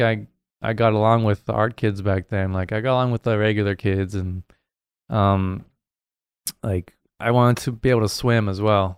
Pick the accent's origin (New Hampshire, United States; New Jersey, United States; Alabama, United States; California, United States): New Hampshire, United States; I grew up in New Hampshire, um, on the East Coast there